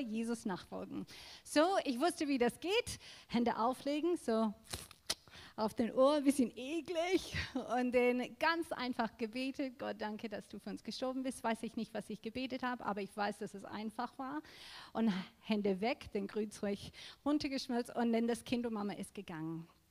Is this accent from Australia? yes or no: yes; Australia; German is a second language; now in Germany; ich bin in Australien aufgewachsen